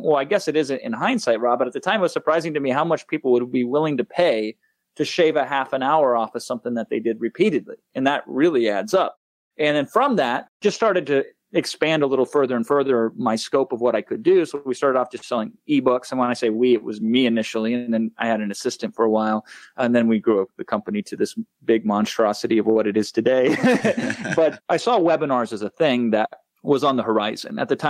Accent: Iowa, United States; moved away as an adult; now in Los Angeles, United States; I am a 35-year-old man that still thinks he's a small-town Iowa boy because I grew up in the Midwest until like 3 years ago, moved out to here. I'm in Los Angeles now, but I've always kind of kept that Midwest values.

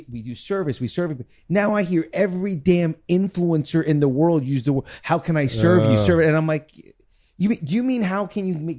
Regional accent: East Coast, United States; Because I didn't have your mom. I was raised on the East Coast.

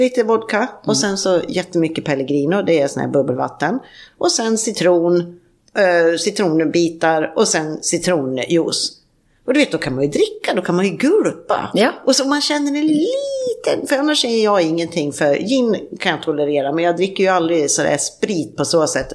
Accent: Sweden; moved away; hemma i Sverige

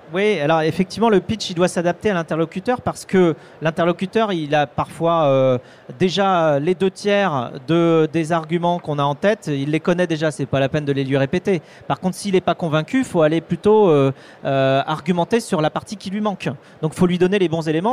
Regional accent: Vendée, Pays de la Loire, France; je suis vendéen, tu vois, je suis j'ai grandi en Vendée entre des vaches et des moutons

